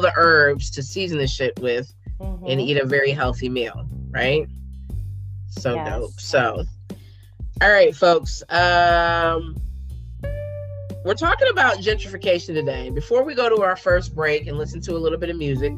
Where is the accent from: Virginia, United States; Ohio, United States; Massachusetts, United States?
Ohio, United States; Columbus; growing up in Columbus, I remember it then, and then I've lived in it now